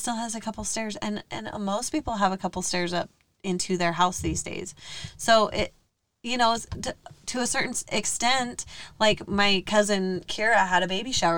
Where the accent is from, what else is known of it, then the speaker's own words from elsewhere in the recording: West Point, United States; now in Syracuse, United States; we grew up in West Point